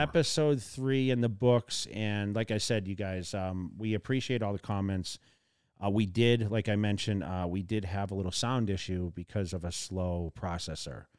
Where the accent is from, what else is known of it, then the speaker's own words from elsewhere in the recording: Massachusetts, United States; also born or lived in California; now in Las Vegas, United States; I grew up in Massachusetts